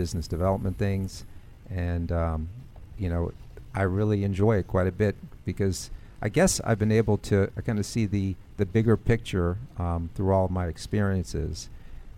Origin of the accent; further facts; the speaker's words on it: Maryland, United States; I'm from Maryland